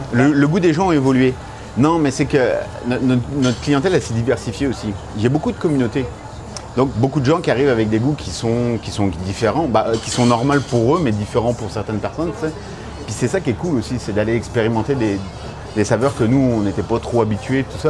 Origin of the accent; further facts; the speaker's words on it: France; moved away as an adult; now in Montreal, Canada; je suis français, j'ai été, élevé à la française